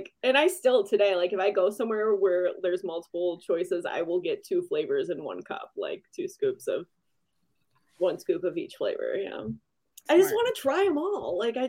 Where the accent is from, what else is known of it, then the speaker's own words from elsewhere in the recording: St. Clair Shores, Michigan, United States; growing up in St. Clair Shores when I was like real young